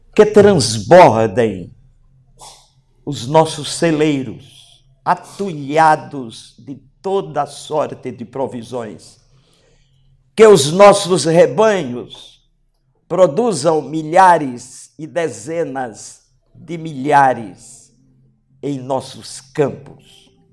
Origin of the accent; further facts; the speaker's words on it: Brazil; Nós, como brasileiros